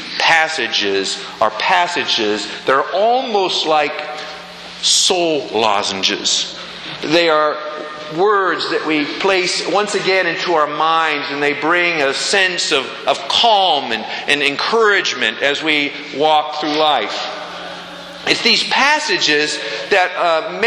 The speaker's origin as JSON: {"language": "English", "region": "Pennsylvania", "country": "United States", "said": "I'm from Pennsylvania"}